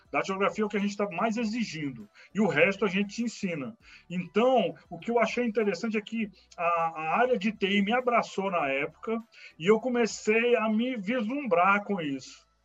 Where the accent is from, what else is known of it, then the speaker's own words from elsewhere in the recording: Brasília, Federal District, Brazil; tá? Sou, é, moro, é, nasci em Brasília, moro em Brasília, né, é, no Gama Leste, né?